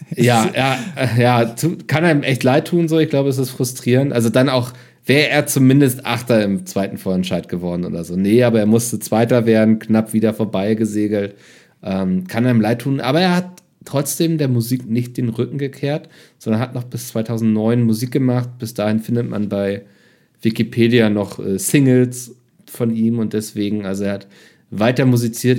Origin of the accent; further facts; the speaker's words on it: Germany; Ich als Deutscher